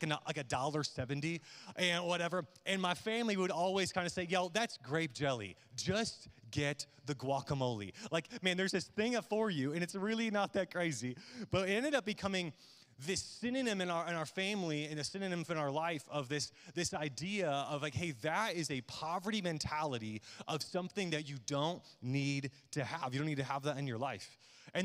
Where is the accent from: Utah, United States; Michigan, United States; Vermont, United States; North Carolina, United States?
Michigan, United States; Midland; growing up in Midland, Michigan, where I was born and raised